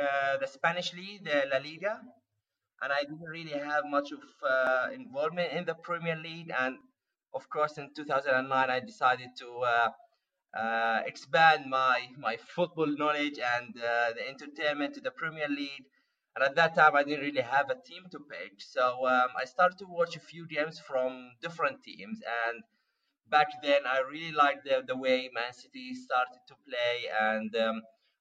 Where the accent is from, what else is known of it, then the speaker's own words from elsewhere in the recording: Palestine; moved away as an adult; now in Amsterdam, Netherlands; I am originally Palestinian, and I moved to the Netherlands 5 years ago